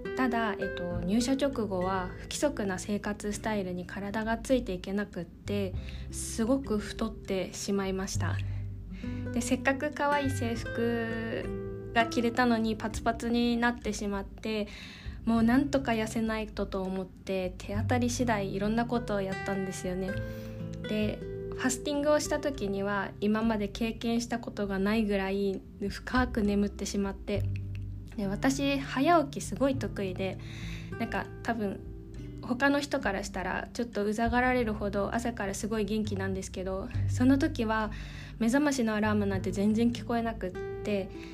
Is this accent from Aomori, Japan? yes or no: no; Tokyo, Japan; 私は生まれも育ちも東京